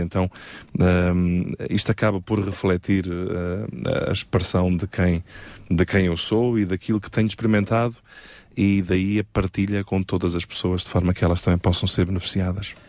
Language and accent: Portuguese; Évora, Alentejo, Portugal; also born or lived in Montemor-o-Novo; nasci no Alentejo, na belíssima cidade de Évora, um, e vivi ali na zona de Monte Moro Novo durante uh, alguns anos